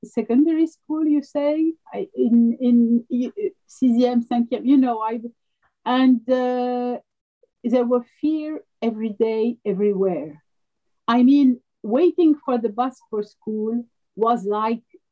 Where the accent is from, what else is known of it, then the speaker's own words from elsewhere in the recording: Lebanon; first language French; English is a second language; also born or lived in Aleppo, Syria; now in Paris, France; I was born in Aleppo and raised there until the age of six, not even seven. And then we went to Lebanon